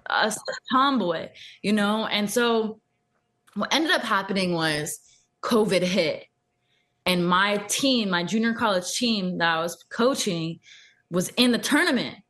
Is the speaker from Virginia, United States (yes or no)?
no; Thousand Oaks, California, United States; That's my hometown, Thousand Oaks.